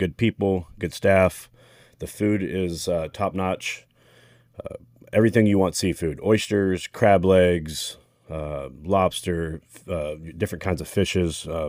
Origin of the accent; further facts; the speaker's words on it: Tomball, Texas, United States; my hometown of Tomball, Texas.